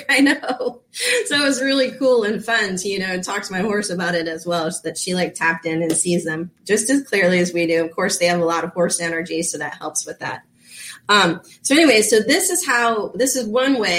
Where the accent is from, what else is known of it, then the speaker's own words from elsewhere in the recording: Florida, United States; also born or lived in Reno, Nevada; I'm a Florida girl. I grew up in Florida